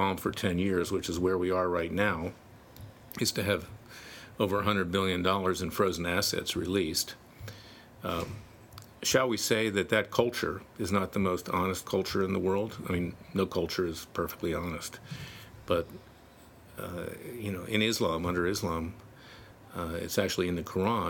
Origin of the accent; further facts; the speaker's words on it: Florida, United States; that's my home state, Florida